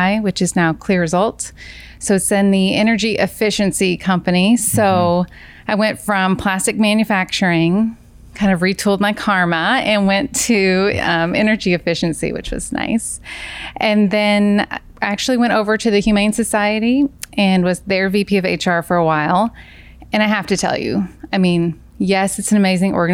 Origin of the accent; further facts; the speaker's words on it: Kentucky, United States; moved away as an adult; I'm from Kentucky